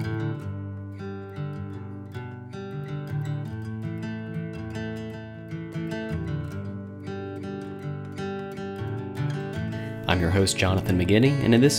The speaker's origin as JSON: {"language": "English", "town": "Augusta", "region": "Georgia", "country": "United States", "tie": "born or raised there", "said": "when you're a kid in the 80s and you were growing up in Augusta, Georgia"}